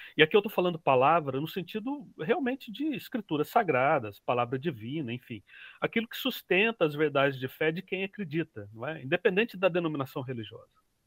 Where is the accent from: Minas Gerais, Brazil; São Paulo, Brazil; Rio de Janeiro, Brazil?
Minas Gerais, Brazil; eu sou mineiro, mineiro é desconfiado por natureza